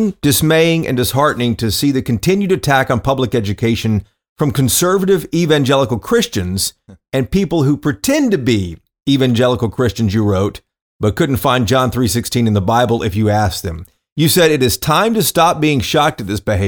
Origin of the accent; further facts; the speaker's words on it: the South, United States; I grew up in the South